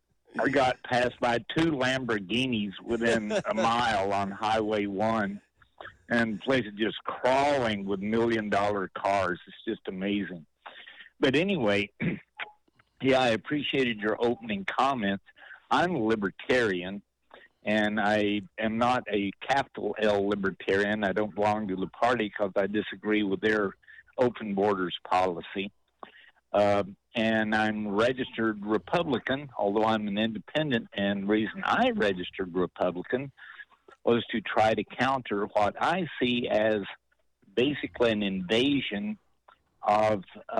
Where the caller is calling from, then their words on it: Monterey, California, United States; I'm calling from Monterey